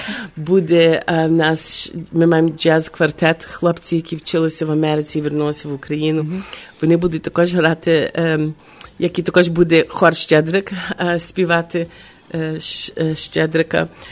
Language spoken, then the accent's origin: Ukrainian; Chicago, Illinois, United States; now in Ukraine; в моєму рідному місті Чикаго